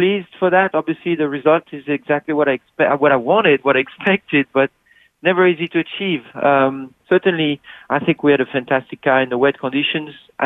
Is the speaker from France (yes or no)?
yes; Midwest of France, France; moved away; it's where I'm from in France, Midwest of France.